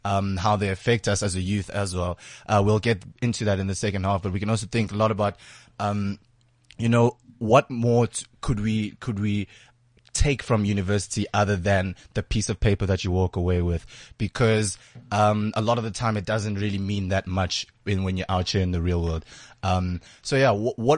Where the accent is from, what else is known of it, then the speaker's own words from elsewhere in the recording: Johannesburg, Gauteng, South Africa; I'm from Joburg